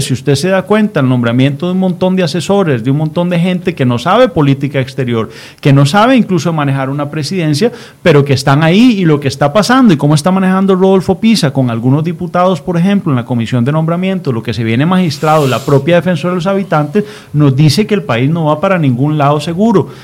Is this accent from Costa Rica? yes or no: yes; Costa Rica; a mí como costarricense